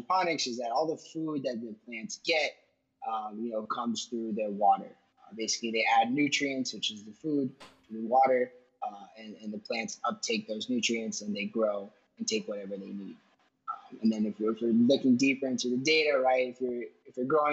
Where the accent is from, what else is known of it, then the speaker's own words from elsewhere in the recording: Miami, Florida, United States; also born or lived in Pittsburgh; I was born and raised in Miami, Florida